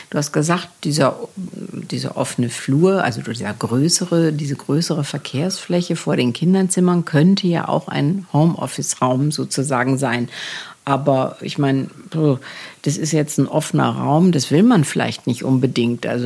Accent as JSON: {"language": "German", "town": "Gelsenkirchen", "region": "North Rhine-Westphalia", "country": "Germany", "tie": "born or raised there", "said": "ich bin in einem Reihenhaus in Gelsenkirchen groß geworden"}